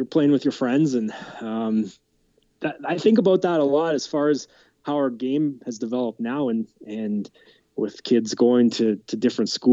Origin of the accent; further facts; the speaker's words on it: Camrose, Alberta, Canada; I grew up just outside of Camrose, Alberta, on a farm